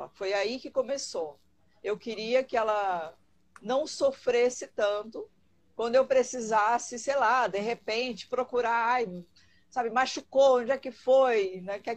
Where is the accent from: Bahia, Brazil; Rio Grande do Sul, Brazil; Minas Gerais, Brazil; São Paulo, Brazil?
Rio Grande do Sul, Brazil; now in Brasília, Brazil; É, sou do Rio Grande do Sul, vocês vão sentir de vez em quando um